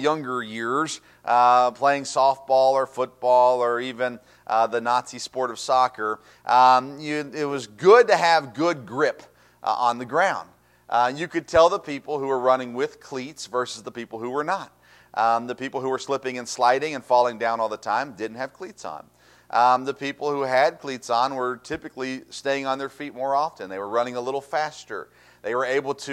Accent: Tennessee, United States; I grew up in Tennessee, and in Tennessee, like Kentucky, barefoot was a thing

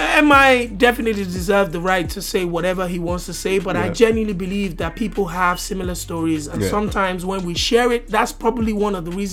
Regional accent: Nigeria; I'm Nigerian.

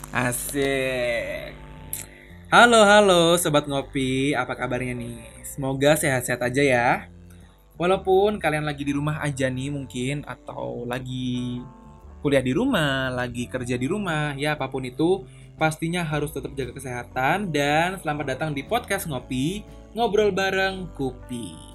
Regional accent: Surabaya, East Java, Indonesia; moved away as an adult; now in Tangerang, Indonesia; gua dari kecil hingga besar di Surabaya sampai SMA di Surabaya

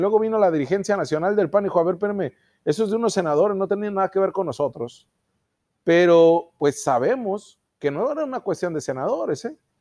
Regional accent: Mexico; en nosotros los mexicanos

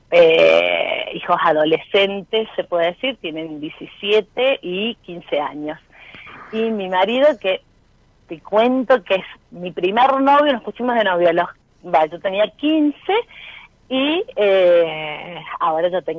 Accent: Villa Mercedes, San Luis, Argentina; De Villa Mercedes, de San Luis.

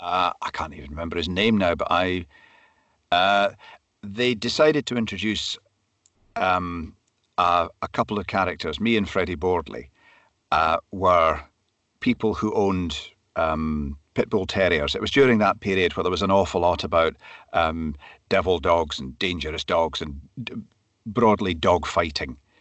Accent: Glasgow, Scotland, United Kingdom; also born or lived in Perthshire / Speyside; I was born in Glasgow, grew up in the suburbs of Glasgow

